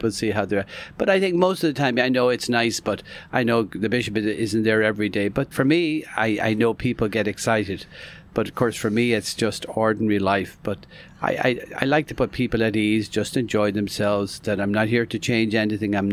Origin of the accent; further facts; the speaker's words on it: Ireland; also born or lived in New York, United States / Miami, United States; now in Orlando, United States; I was born and raised in Ireland, came to the United States, ended up in Florida.